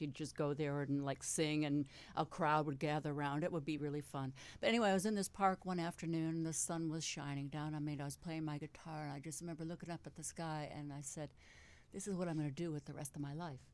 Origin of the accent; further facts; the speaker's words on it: Detroit, Michigan, United States; I was born in Detroit